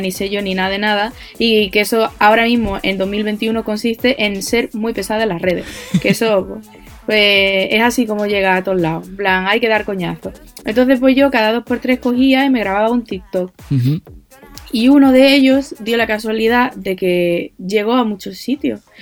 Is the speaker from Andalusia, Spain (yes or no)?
yes; Andalusia, Spain; yo soy de donde soy, mi Andalucía va primero